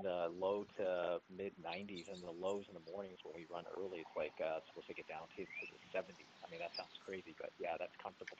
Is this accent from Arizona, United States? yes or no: yes; Phoenix, Arizona, United States